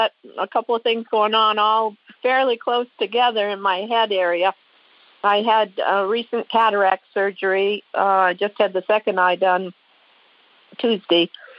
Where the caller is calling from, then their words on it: Alaska, United States; I'm calling from Alaska.